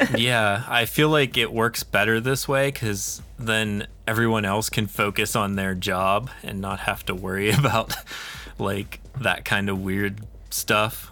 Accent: Pennsylvania, United States; now in New Mexico, United States; I'm from Pennsylvania originally, and I'm living in New Mexico now

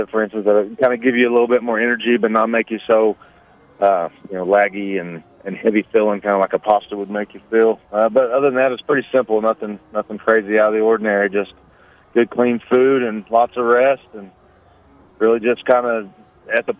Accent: northeastern Oklahoma, United States; I was in northeastern Oklahoma

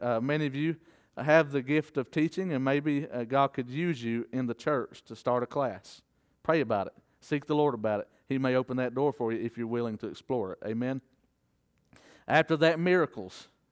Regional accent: the South, United States; as a Southerner

